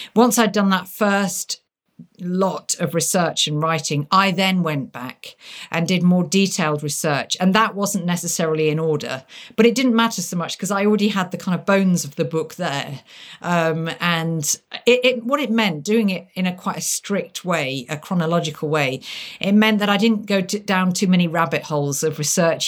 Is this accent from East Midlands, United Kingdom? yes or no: yes; Lincolnshire, near Lincoln, East Midlands, United Kingdom; growing up by being taken to castles, uh, in my native Lincolnshire. I, I mean, growing up near Lincoln.